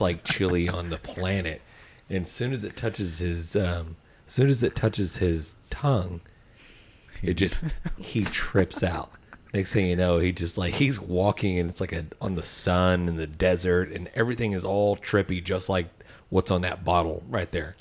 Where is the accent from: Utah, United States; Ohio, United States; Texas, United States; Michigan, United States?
Texas, United States; we're from Texas